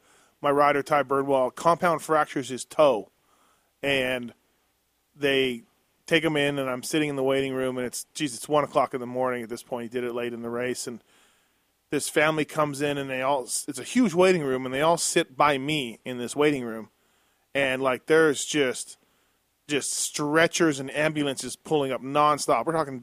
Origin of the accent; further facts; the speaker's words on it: Canada; Like, I'm from Canada.